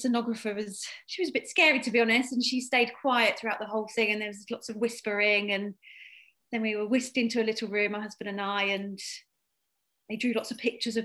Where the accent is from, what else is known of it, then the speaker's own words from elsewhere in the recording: Isle of Wight, South East England, United Kingdom; I'm from the Isle of Wight